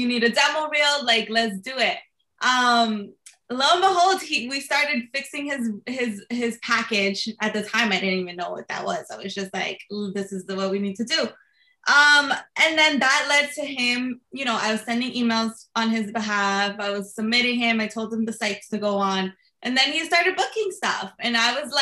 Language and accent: English; Jersey City, New Jersey, United States; I'm born and raised in Jersey City